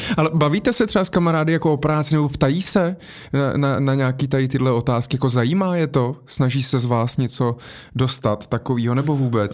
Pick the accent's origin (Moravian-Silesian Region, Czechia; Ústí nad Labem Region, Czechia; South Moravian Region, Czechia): South Moravian Region, Czechia; Brno; já jsem z Brna